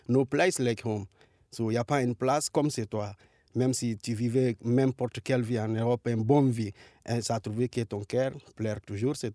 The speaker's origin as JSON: {"language": "French", "country": "Guinea", "said": "Je viens de Guinée-Conakry."}